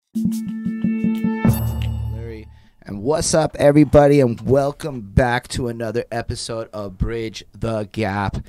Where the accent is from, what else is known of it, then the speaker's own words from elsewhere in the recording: Côte Saint-Luc, Quebec, Canada; growing up in Costa Luc, I was like, you know, five, being in the apartment